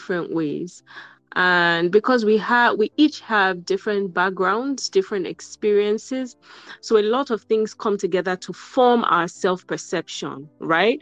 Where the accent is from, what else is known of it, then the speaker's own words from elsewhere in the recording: Nigeria; I'm from Nigeria